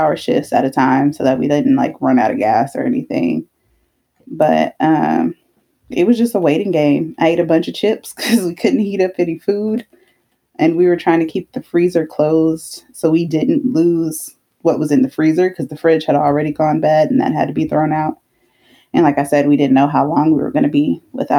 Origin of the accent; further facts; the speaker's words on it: Texas, United States; I'm from Texas.